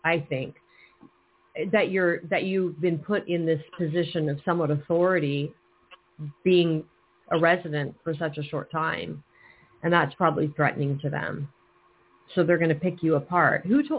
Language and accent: English; California, United States; I'm not from New York. I'm a native Californian